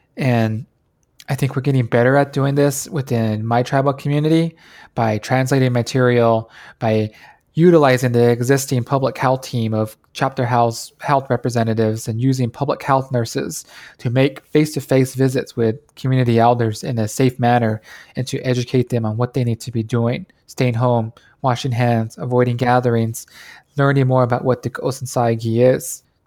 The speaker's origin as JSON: {"language": "English", "region": "New Mexico", "country": "United States", "tie": "born or raised there", "moved": "as an adult", "said": "I grew up in a small town on the Navajo Nation, the eastern side, on the New Mexico side"}